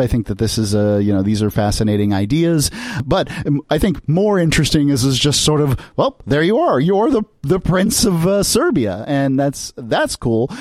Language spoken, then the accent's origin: English; United States